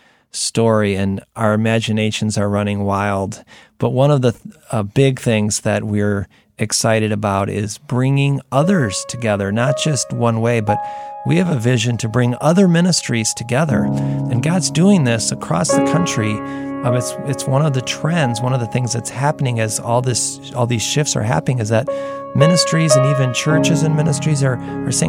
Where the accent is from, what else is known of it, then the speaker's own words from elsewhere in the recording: United States; especially as an American, buildings are like big deal